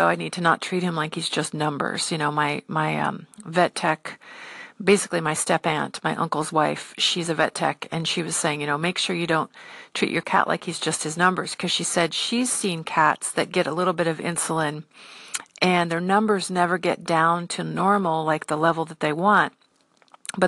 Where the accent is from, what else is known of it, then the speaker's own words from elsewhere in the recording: United States; I'm an American